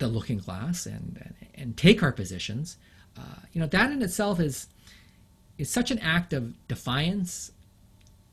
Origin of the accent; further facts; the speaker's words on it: London, United Kingdom; first language English; also born or lived in Japan; now in Canada; I was born in London, England